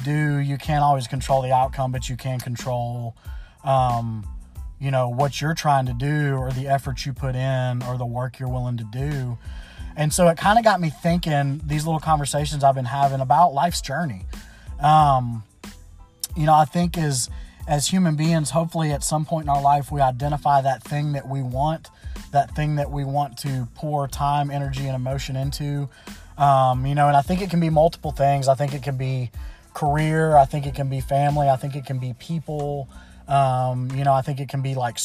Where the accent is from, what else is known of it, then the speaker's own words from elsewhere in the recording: Memphis, Tennessee, United States; I was born and raised in Memphis, Tennessee